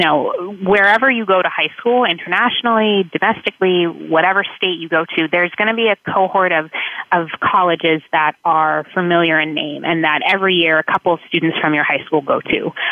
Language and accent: English; South Florida, United States; moved away as an adult; also born or lived in New England; I was born and raised in South Florida